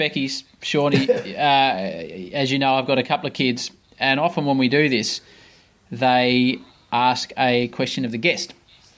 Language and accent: English; Australia; as an Australian